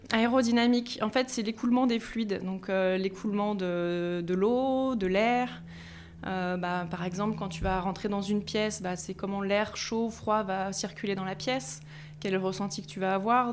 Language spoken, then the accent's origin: French; Compiègne, Hauts-de-France, France; moved away as an adult; also born or lived in Grenoble; J'ai grandi en Picardie, voilà, à Compiègne